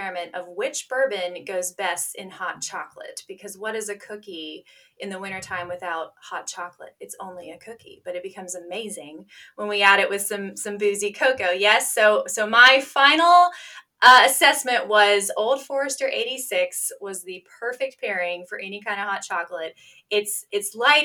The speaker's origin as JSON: {"language": "English", "region": "Kentucky", "country": "United States", "tie": "born or raised there", "also_born_or_lived": "North Dakota", "said": "I was raised a Kentucky lady"}